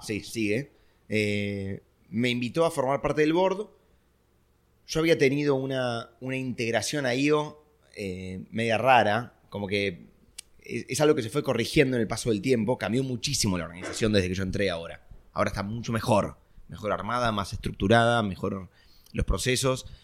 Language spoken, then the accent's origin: Spanish; Argentina; yo era argentino